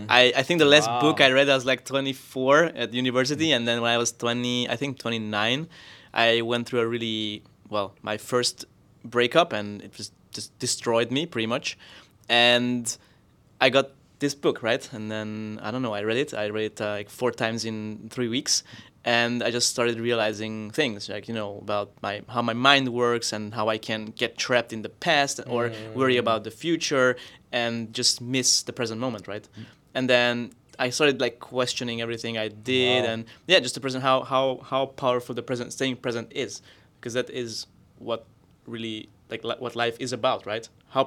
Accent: Hungary; English is a second language; moved away as an adult; now in Austria; I moved from Hungary to Austria, and I started opening up, started meeting new people, also different cultures

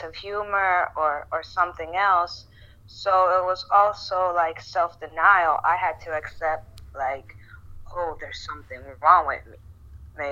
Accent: Puerto Rico; first language Spanish; English is a second language; moved away; I was born in Puerto Rico, so I speak Spanish.

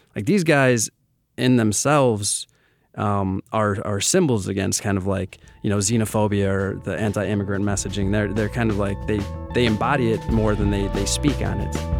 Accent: Milwaukee, Wisconsin, United States; I am born and raised in Milwaukee

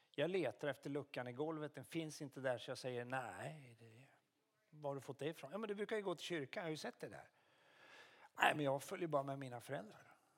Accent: Karlskoga, Örebro County, Sweden; also born or lived in Luleå; now in Umeå, Sweden; Jag är uppvuxen i Karlskoga men jag är född i Luleå

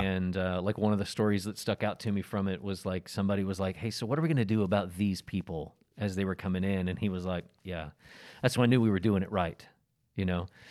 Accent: the Bible Belt, United States; growing up in the Bible Belt and in a Baptist church

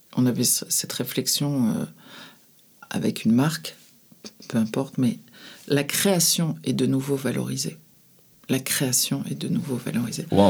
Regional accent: France; quand on est français

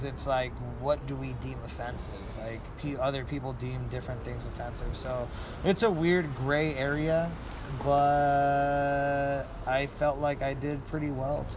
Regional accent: El Paso, Texas, United States; now in Austin, United States; I am from El Paso, Texas.

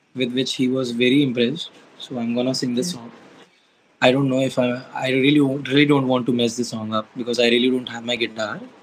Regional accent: Lucknow, Uttar Pradesh, India; born or raised there

